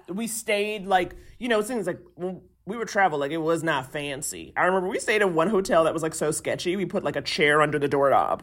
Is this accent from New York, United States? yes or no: yes; New York City, New York, United States; moved away as an adult; now in Los Angeles, United States; I grew up in Harlem